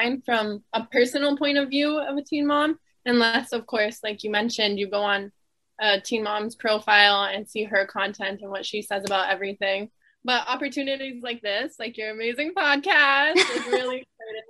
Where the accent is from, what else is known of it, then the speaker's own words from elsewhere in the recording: Toronto, Ontario, Canada; I'm from Toronto, Ontario, which is a very popular city in Canada